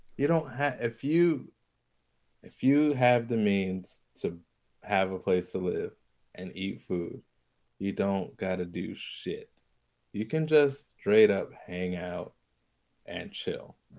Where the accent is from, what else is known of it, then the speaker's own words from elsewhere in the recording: Hawaii, United States; moved away; I'm from Hawaii